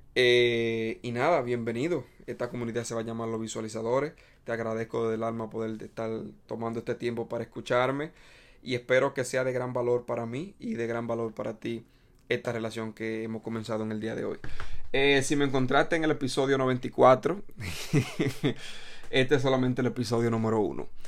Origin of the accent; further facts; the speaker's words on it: Dominican Republic; now in New York City, United States; soy dominicano